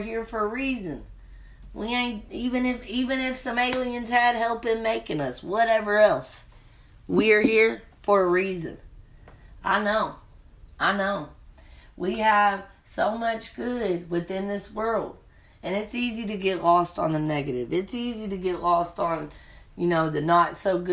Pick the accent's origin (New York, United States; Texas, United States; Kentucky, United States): Kentucky, United States; the South; moved away as an adult; also born or lived in Colorado; I'm from the South. I had to open up my perception. Point blank period. When you're from the South, Kentucky, and then you go out to Colorado, it's different.